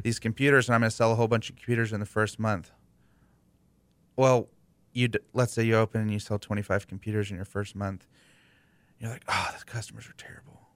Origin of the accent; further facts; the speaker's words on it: Houston, Texas, United States; I grew up in West U.